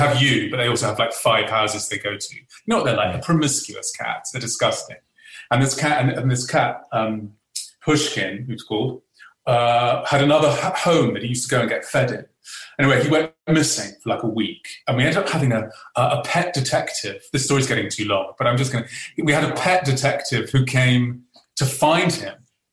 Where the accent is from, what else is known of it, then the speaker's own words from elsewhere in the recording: England, United Kingdom; as an Englishman